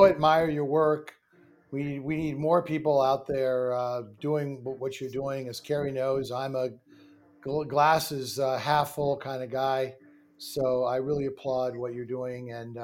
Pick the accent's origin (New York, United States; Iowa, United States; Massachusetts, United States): New York, United States; New York City; I grew up in New York City